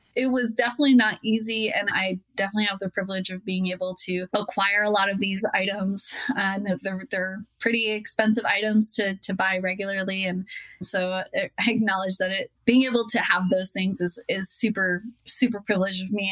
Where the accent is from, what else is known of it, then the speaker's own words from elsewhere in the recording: Utah, United States; my home state of Utah